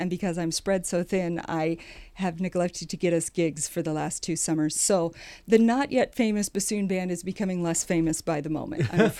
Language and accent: English; Sheldon, Iowa, United States; we had an indoor pool in my hometown